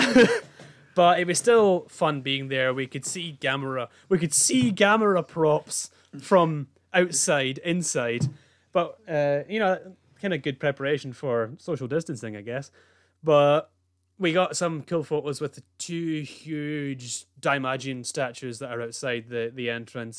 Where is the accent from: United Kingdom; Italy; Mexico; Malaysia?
United Kingdom; Scotland; being Scottish